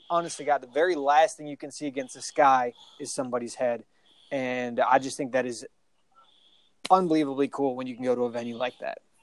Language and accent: English; Minnesota, United States; now in Peachtree City, United States; I'm originally from Minnesota